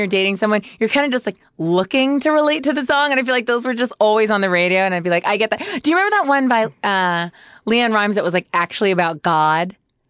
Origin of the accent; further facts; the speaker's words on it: Modesto, California, United States; I'm from Modesto, California. Very country town.